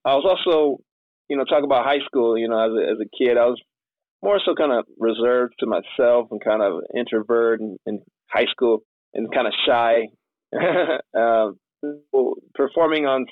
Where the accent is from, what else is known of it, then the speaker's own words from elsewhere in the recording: Michigan, United States; moved away as an adult; also born or lived in San Diego, California; I'm from Michigan, so I grew up here